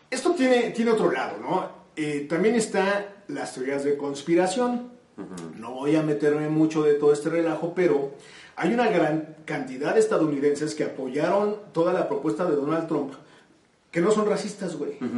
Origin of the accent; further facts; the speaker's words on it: Mexico; yo ya no vuelvo a viajar ahí como mexicano que soy.